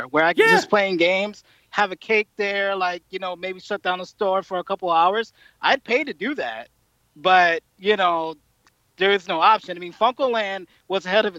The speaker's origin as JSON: {"language": "English", "town": "Atlantic City", "region": "New Jersey", "country": "United States", "said": "I'm from Jersey, Atlantic City"}